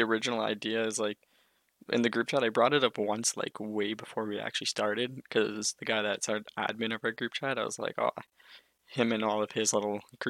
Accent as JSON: {"language": "English", "town": "Winnipeg", "region": "Manitoba", "country": "Canada", "tie": "born or raised there", "said": "I was born in Winnipeg"}